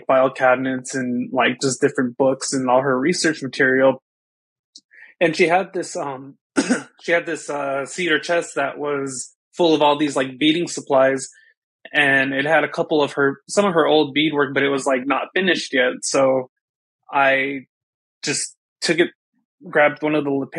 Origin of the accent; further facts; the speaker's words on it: Crow Indian Reservation, Montana, United States; moved away as an adult; also born or lived in White Cone, Arizona; I was born and raised on the Crow Indian Reservation in Montana.